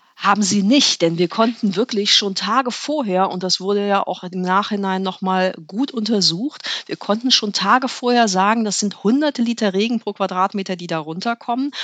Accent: Ritterhude, Lower Saxony, Germany; also born or lived in Göttingen / Bremen; Ins Bremer Umfeld, könnte man sagen. Genauer in, nach Ritterhude. Das war also Niedersachsen. Aber ich bin in Bremen zur Schule gegangen

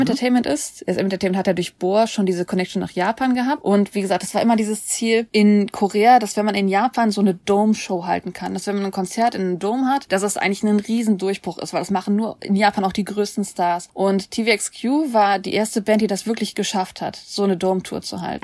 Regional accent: Germany; wir sind jetzt aber Deutsche.

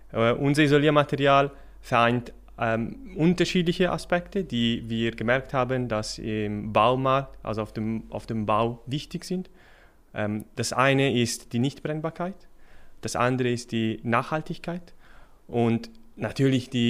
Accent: Milan, Lombardy, Italy; German is a second language; moved away as an adult; now in Switzerland; Ich bin, äh, wie man vom Namen vielleicht ahnen kann, stamme ich aus Italien, aus Mailand. Da bin ich für das Materialwissenschaftsstudium an die ETH gekommen.

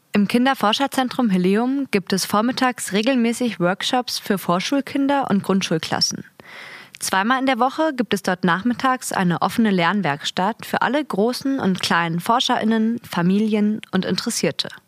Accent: Berlin, Germany; ich bin 20 und komme aus Berlin.

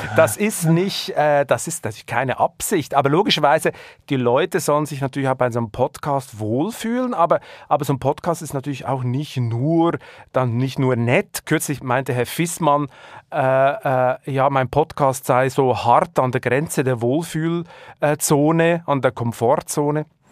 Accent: Switzerland; accent: Swiss German; now in Germany; ich komme nun mal aus der Schweiz

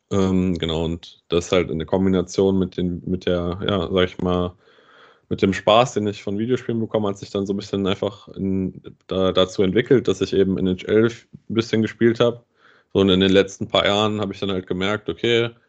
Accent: Bad Nauheim, Hesse, Germany; ich komme aus Bad Nauheim und mein Vater hat mich dann schon sehr, sehr früh einfach zu den Spielen hier beim, beim EC Bad Nauheim ähm, mitgenommen.

